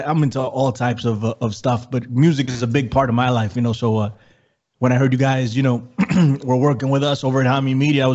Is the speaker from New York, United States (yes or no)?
yes; New York City, New York, United States; I am from the Bronx, New York City. Born and raised